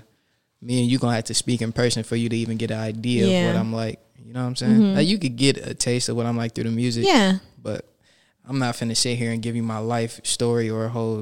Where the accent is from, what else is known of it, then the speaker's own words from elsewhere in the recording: Los Angeles, California, United States; also born or lived in Inglewood, California / Fresno, California / Mid-City, Los Angeles; I'm a South Central nigga